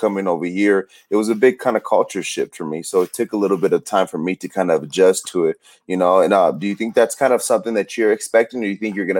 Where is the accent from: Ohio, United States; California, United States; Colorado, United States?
California, United States; moved away; I'm from California.